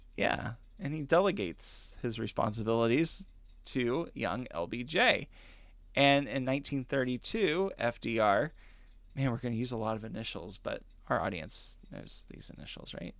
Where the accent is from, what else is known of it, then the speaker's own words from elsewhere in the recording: Kentucky, United States; I was raised in Kentucky